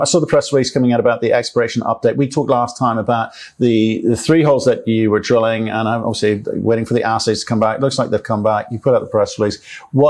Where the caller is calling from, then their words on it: Cape Town, Western Cape, South Africa; Well, I'm calling you from Cape Town